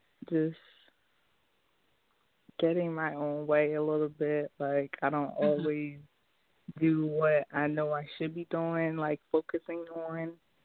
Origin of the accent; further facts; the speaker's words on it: Jamaica; now in Philadelphia, United States; I was born in Jamaica, but I'm here in the States